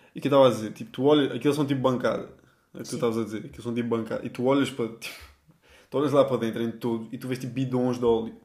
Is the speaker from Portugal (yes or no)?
yes; Portugal; moved away as an adult; also born or lived in Lisbon; now in Spain; nós somos portugueses